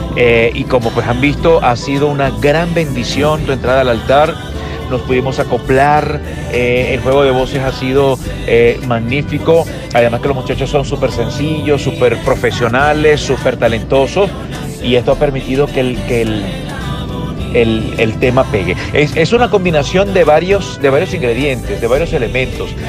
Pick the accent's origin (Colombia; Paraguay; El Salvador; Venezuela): Venezuela; soy venezolano como José Gregorio, que fui bautizado en la iglesia de Isnotú